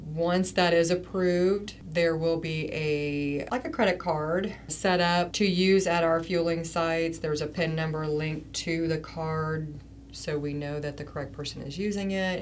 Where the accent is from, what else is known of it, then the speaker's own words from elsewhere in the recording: Wabash County, Indiana, United States; growing up in Wabash County and knowing the farmers